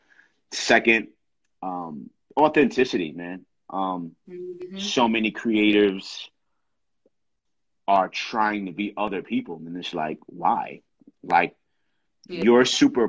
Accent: New York City, New York, United States; me growing up in New York, and that being one of the places that I've always wanted to perform in as a young kid from New York and from the Bronx

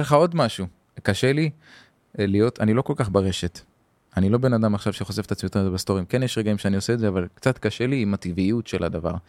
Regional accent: Hadera, Haifa District, Israel; גדלתי בחדרה

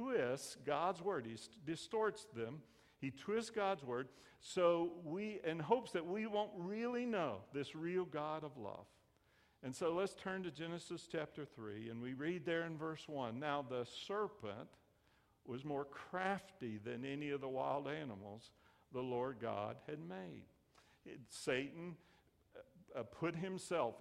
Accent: the South, United States; I grew up in the South

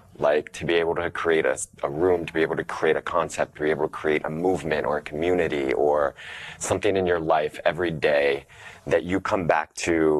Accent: Ohio, United States; moved away as an adult; I'm from Ohio, so I'm from the Midwest.

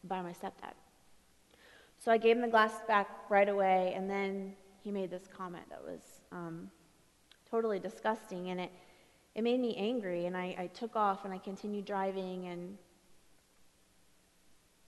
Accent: Ohio, United States; I come from Ohio, and the place I'm from, we had one street light

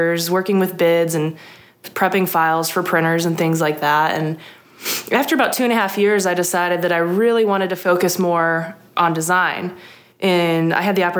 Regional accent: Trenton, Michigan, United States; moved away as an adult; now in Starkville, United States; I grew up in Trenton, Michigan, which is a Metro Detroit area.

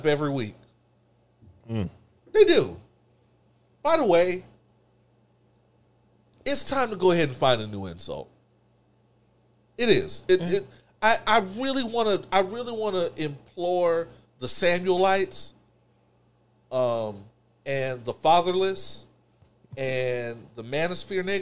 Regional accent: Texas, United States; I'm from Texas

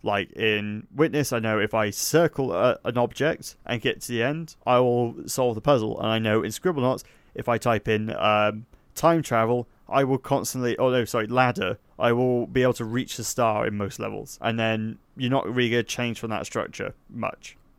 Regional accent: Somerset, South West England, United Kingdom; I'm from Somerset

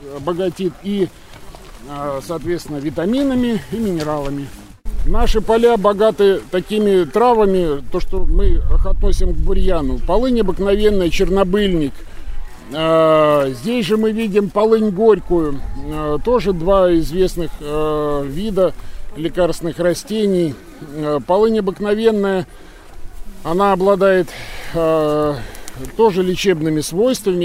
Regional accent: Kaliningrad, Kaliningrad Oblast, Russia; moved away as an adult; also born or lived in Saint Petersburg area / Svetlogorsk area; now in Krasnolesye, Russia; Вообще-то я э, родом из Калининграда, то есть родился, вырос в Калининграде, учился под Питером

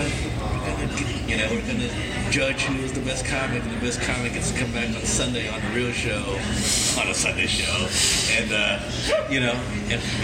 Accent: Kansas, United States; moved away; I grew up in Kansas

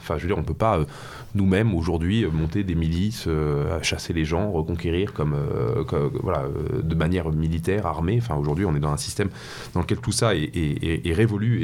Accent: Paris, Île-de-France, France; moved away as an adult; now in Normandy, France; je suis parisien de, naissance, d'origine, j'ai grandi à Paris

